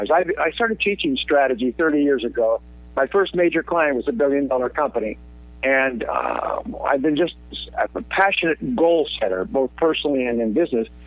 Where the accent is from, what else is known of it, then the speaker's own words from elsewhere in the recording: California, United States; also born or lived in Canada; I was born in Canada in 1944, but my parents immigrated to California in 1952. And so my formative years were in the United States.